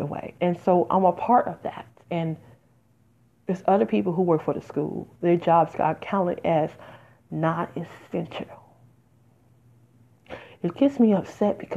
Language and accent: English; Detroit, Michigan, United States; also born or lived in Las Vegas; now in New Jersey, United States; I'm originally from Detroit, even though I lived there 17 years